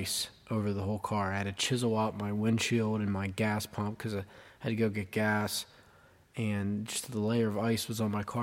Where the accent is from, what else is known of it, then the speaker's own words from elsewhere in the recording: Johnstown, Pennsylvania, United States; I'm 22 years old, and I'm from Johnstown, Pennsylvania